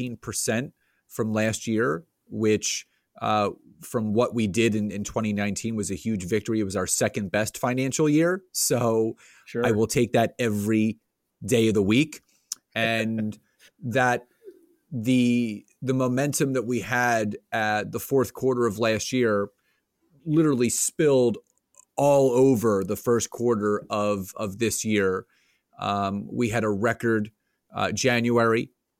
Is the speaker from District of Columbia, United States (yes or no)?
no; Conshohocken, Pennsylvania, United States; So I grew up in Conshohocken, Plymouth Meeting area, which is about 20 minutes outside of Philadelphia